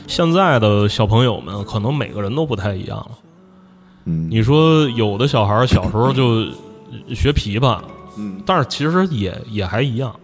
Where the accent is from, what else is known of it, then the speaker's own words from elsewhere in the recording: Machangdao, Tianjin, China; 我从出生，我从有印象，就是出生开始，我爸我妈就，就 就在那个， 那个地方住。当然我大部分时间是在那个马场道，我， 我， 我姥姥家